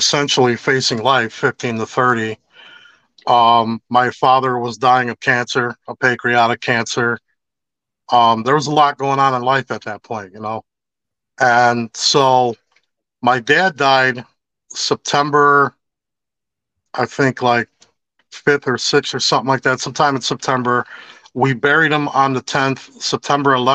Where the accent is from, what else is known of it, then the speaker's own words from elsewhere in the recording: Chicago, Illinois, United States; I grew up on Cicero and Armitage, but I gangbanged all the way over, like, deep into Humble Park